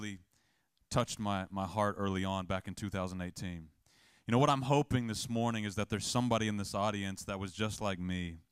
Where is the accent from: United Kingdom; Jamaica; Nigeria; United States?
United States; the South; I'm a kid from the South